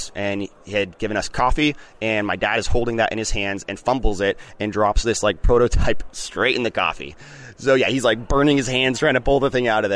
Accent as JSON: {"language": "English", "town": "Grants Pass", "region": "Oregon", "country": "United States", "tie": "born or raised there", "said": "It's my hometown. It's all I know"}